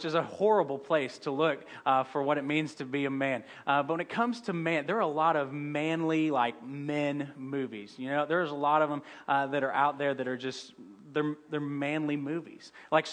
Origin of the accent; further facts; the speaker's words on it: St. Louis, Missouri, United States; I'm from St. Louis